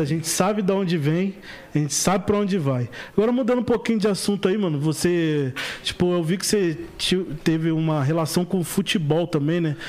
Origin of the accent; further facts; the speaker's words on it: Rio de Janeiro, Brazil; na Nova Holanda lá, onde eu fui criado